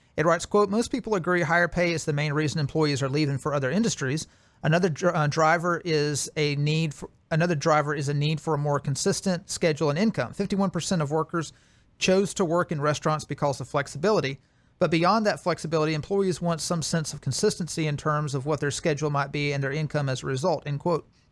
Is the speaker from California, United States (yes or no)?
no; Alabama, United States; my home state of Alabama